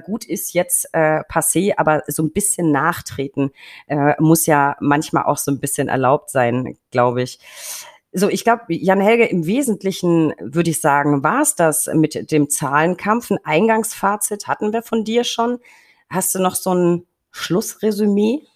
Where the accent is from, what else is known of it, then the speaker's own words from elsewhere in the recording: Franconia, Germany; als Franke